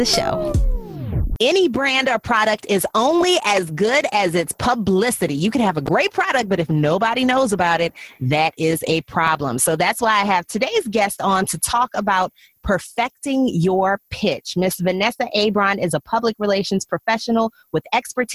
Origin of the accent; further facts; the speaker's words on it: New Orleans, Louisiana, United States; moved away as an adult; also born or lived in Baltimore / Chicago / Dallas; My radio career required many cross-country relocations from my hometown of New Orleans to Baltimore, St. Louis, Chicago, Dallas, and now back to New Orleans.